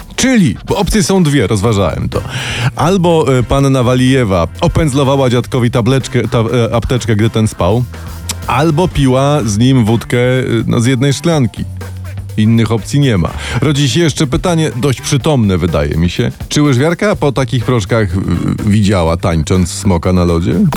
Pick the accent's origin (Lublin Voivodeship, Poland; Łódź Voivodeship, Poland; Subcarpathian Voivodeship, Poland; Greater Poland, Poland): Subcarpathian Voivodeship, Poland; Podkarpacie; tam u mnie na Podkarpaciu